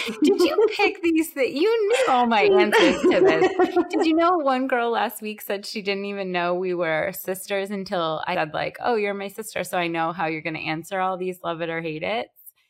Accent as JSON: {"language": "English", "town": "Boston", "region": "Massachusetts", "country": "United States", "accent": "Boston", "said": "I'm screaming at the TV in my Boston accent"}